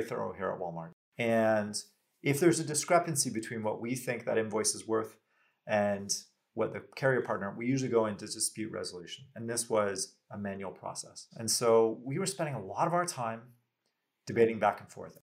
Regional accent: Canada; as a Canadian, very proud

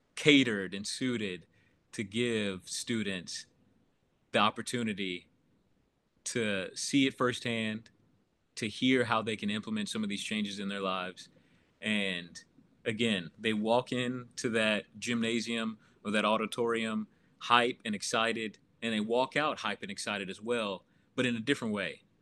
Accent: Oklahoma City, Oklahoma, United States; grew up in Oklahoma City pretty much my whole life

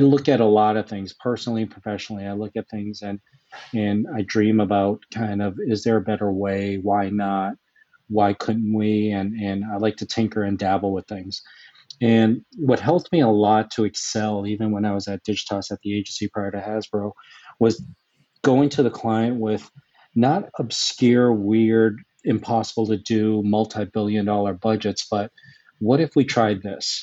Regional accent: Boston, Massachusetts, United States; I grew up in the Boston area

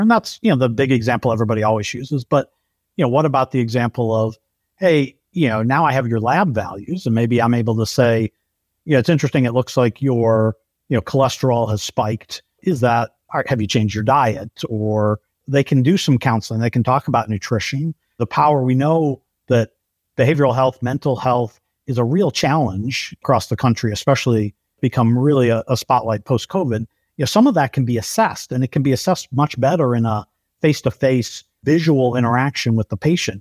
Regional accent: Detroit, Michigan, United States; also born or lived in Brazil; born in Brazil and then moved back to Detroit when my parents, uh, came back from serving

